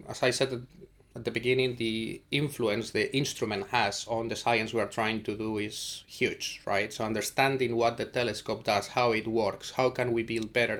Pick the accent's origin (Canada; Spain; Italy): Spain; moved away as an adult; now in Cambridge, United Kingdom; I come from Spain and I was there at the university as an undergrad study student